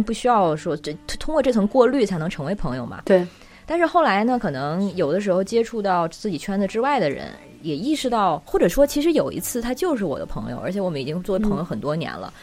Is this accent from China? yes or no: yes; China; moved away as an adult; also born or lived in New Zealand; 我作为中国人的身份